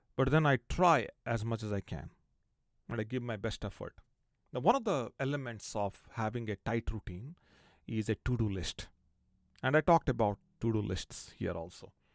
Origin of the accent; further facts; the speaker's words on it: India; growing up in India